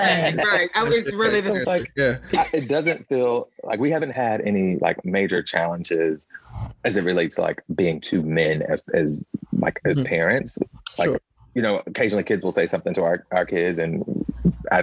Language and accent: English; Midwest, United States; now in Washington, D.C., United States; I'm from the Midwest